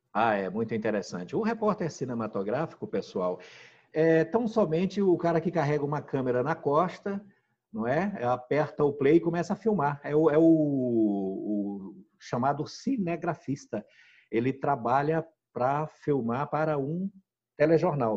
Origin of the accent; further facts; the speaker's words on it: Maranhão, Brazil; now in Rondônia, Brazil; eu nasci no, numa região pobre né, do, do, do, país, a mais pobre que tem no país, que é a região Nordeste. Sou do estado do Maranhão